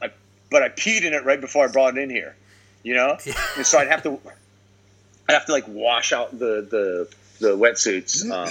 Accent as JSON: {"language": "English", "town": "Honolulu", "region": "Hawaii", "country": "United States", "tie": "born or raised there", "said": "I'm a kid from Kapahulu, bro."}